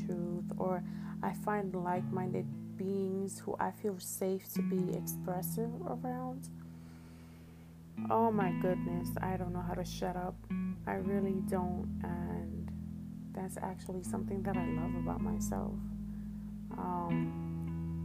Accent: New York City, New York, United States; also born or lived in Washington Heights; I was born in Washington Heights, raised in Harlem

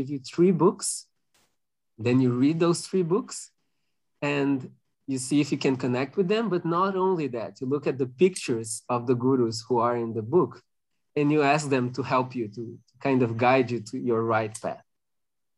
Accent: Porto Alegre, Rio Grande do Sul, Brazil; moved away as an adult; also born or lived in France; I'm currently in Brazil, in Porto Alegre. That's my hometown, even though I work in France

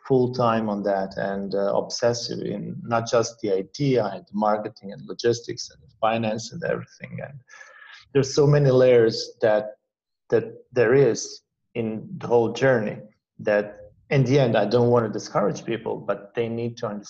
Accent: Croatia; Croatia. That's where like my country is from, where I'm from. And I had a very cool and easygoing childhood

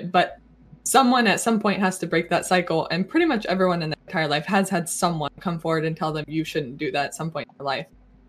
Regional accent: the American South, United States; I grew up in a Southern conservative Christian family.

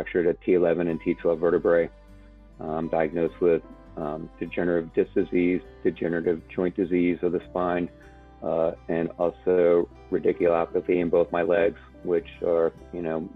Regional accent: Alexandria, Virginia, United States; I grew up in Alexandria, Virginia

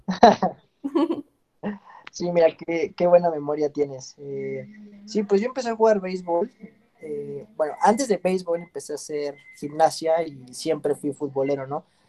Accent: Mexico City, Mexico; moved away as an adult; also born or lived in Europe; yo soy originario de, la Ciudad de México, eh, aquí nací y estuve pues parte de mi vida

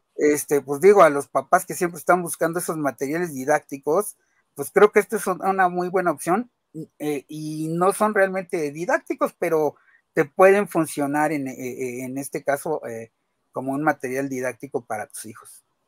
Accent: Mexico; todos nosotros que somos mexicanos

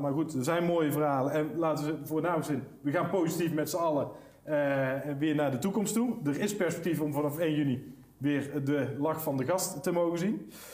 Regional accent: Netherlands; We Nederlanders

